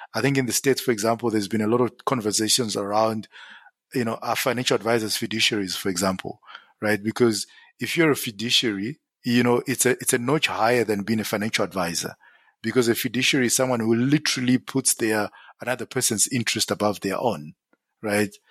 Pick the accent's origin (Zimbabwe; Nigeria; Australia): Zimbabwe; moved away as an adult; now in South Africa; born and bred in Zim